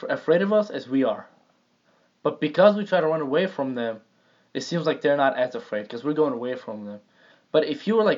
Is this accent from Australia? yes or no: no; Jordan; moved away; Because I lived in Jordan